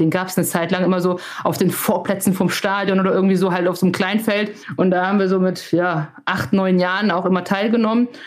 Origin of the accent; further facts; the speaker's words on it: Germany; ich bin hier geboren, ich bin hier aufgewachsen, das ist meine Heimat